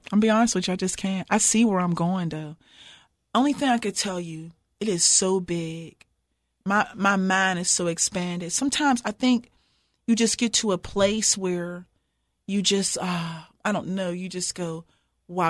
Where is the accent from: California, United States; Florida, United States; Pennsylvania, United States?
Pennsylvania, United States; Pittsburgh; moved away as an adult; also born or lived in Martin, Tennessee; now in Cookeville, United States; I'm from Pittsburgh, Pennsylvania, and, um, born and raised